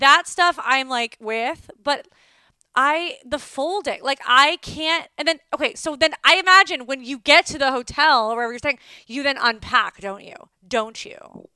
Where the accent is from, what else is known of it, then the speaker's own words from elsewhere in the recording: Calabasas, California, United States; I'm from Calabasas